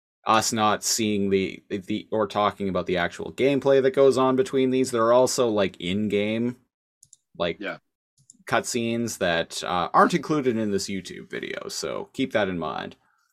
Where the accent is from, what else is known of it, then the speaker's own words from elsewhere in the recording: Australia; Meh, I'm Australian, see?